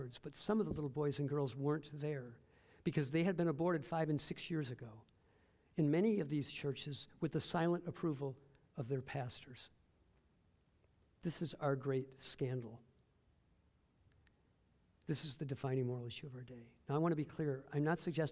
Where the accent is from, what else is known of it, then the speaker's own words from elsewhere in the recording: Detroit, Michigan, United States; moved away as an adult; also born or lived in Fort Wayne, Indiana; Detroit, my hometown